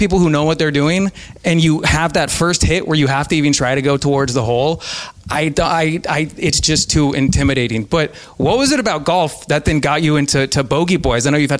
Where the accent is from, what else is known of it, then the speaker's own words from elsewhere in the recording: Reno, Nevada, United States; also born or lived in Seattle, Washington; I was born in Seattle, actually. Nice. But I grew up in Reno, Nevada, and we have a golf course there called Montreux where the PGA Tour always stops off.